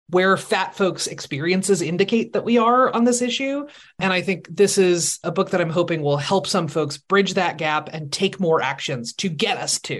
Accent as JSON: {"language": "English", "town": "Seattle", "region": "Washington", "country": "United States", "said": "I am from Seattle."}